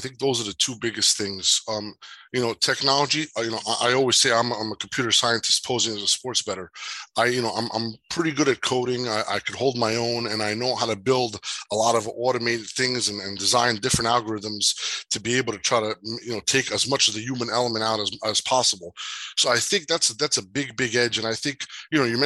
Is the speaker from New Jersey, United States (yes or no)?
yes; Jersey City, New Jersey, United States; growing up in Jersey City